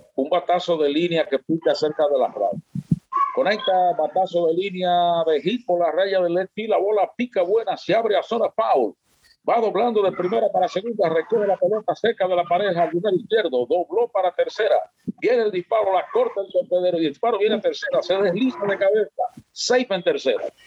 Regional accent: San Francisco de Macorís, Duarte, Dominican Republic; also born or lived in Moca; now in Santiago, Dominican Republic; soy oriundo de San Francisco de Macorís y viví en Moca también 10 años

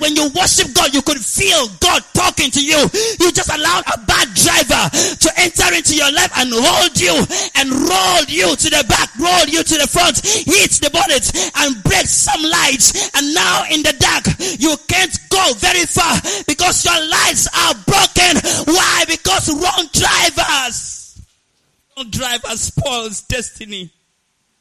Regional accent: Nigeria; I come from Nigeria

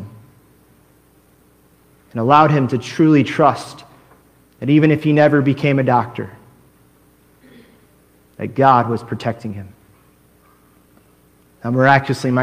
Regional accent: United States; also born or lived in Korea; as an American, I came up there

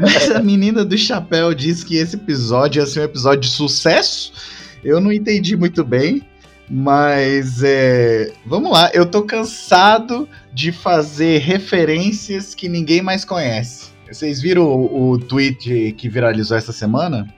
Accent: Northeast Region, Brazil; eu sou nordestino também

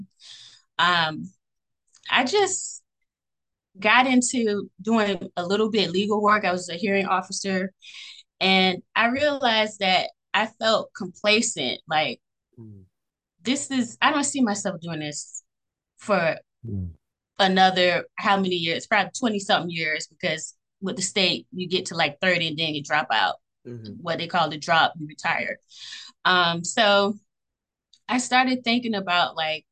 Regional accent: Fort Lauderdale, Florida, United States; I'm from Broward County, Florida, born and raised in Fort Lauderdale.

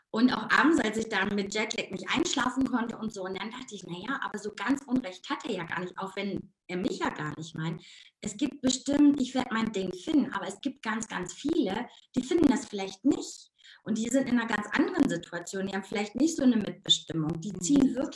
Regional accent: North Rhine-Westphalia, Germany; accent: Ruhrpott dialect; Ich komme aus dem Ruhrpott. Also man hört meinen Dialekt manchmal immer noch und das ist auch gar nicht schlimm.

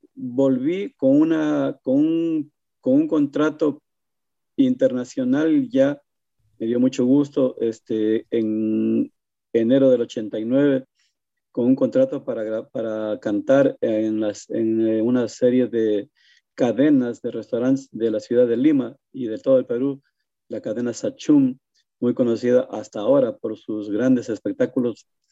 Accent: Loja, Ecuador; moved away as an adult; also born or lived in Quito, Ecuador; now in New Jersey, United States; en mi tierra, en mi loja natal

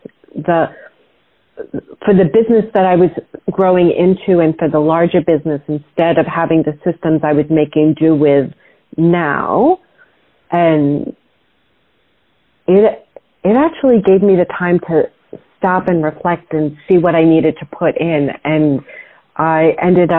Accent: New York, United States; I grew up in New York

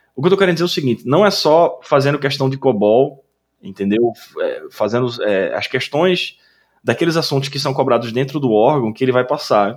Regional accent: Recife, Pernambuco, Brazil; moved away; lá em Recife, até na, na minha terra natal

